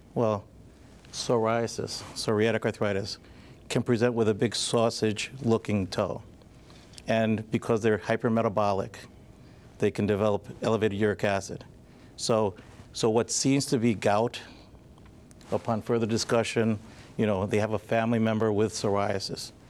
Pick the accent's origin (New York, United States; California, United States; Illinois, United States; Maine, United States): New York, United States; Long Island; moved away as an adult; also born or lived in Scranton area, Pennsylvania; now in Scranton, United States; I'm originally from Long Island, but I came to school to King's College